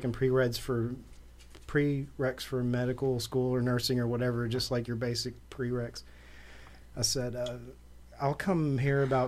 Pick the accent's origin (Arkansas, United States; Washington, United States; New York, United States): Arkansas, United States; Little Rock; growing up in Southwest Little Rock, it was a necessity to survive and to be able to shoot